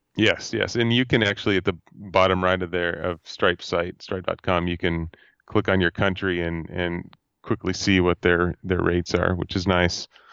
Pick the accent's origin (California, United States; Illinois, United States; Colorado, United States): California, United States; Fresno; I am from Fresno, California, at Central California